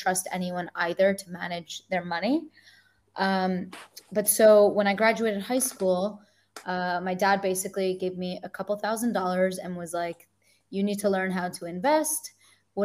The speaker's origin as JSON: {"language": "English", "region": "New Jersey", "country": "United States", "moved": "as an adult", "lives_now": "Tel Aviv, Israel", "said": "I'm from New Jersey and I've been living in Tel Aviv for about 3.5, going on 4 years now"}